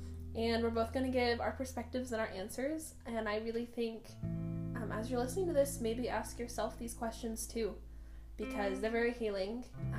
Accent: Bay Area, California, United States; we are cousins from the Bay Area.

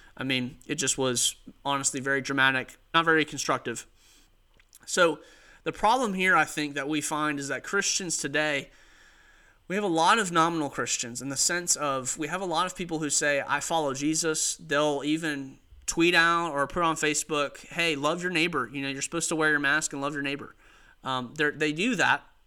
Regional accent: United States; as an American, as a citizen of the United States.

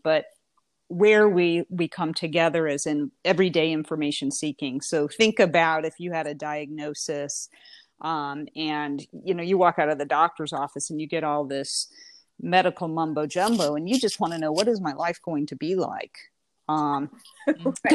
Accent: Indiana, United States; moved away as an adult; also born or lived in Florida; now in Alabama, United States; I'm originally from Indiana, born and raised.

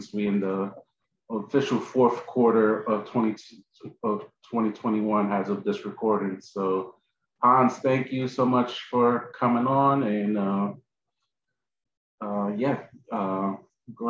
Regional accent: New York City, New York, United States; I was born in Lincoln, went to Alfred E. Smith High School in the Bronx

